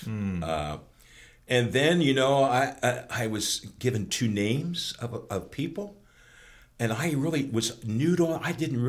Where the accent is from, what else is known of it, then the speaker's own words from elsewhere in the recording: Southern Lancaster County, Pennsylvania, United States; Sure, Lancaster County, Southern Lancaster County. I was a chicken farmer, raised on a chicken farm.